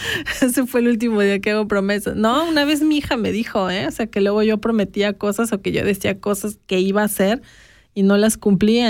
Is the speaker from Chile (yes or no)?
no; Mexico; now in Switzerland; yo como mexicana